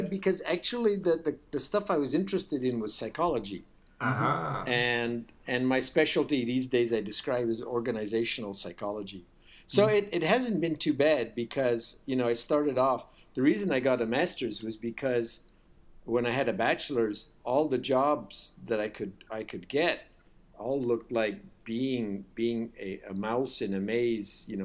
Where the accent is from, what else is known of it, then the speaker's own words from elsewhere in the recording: United States; also born or lived in India; the U.S. I did most of my school life in the U.S., but I spent four years